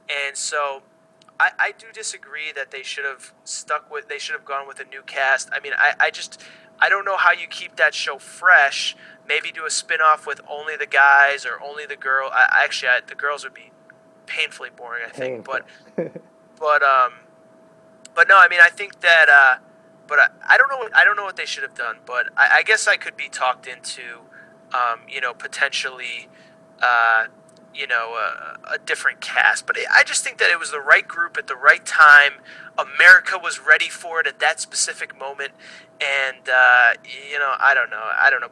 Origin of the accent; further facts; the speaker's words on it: East Coast, United States; growing up on the East Coast, going to school with people from Long Island and from New Jersey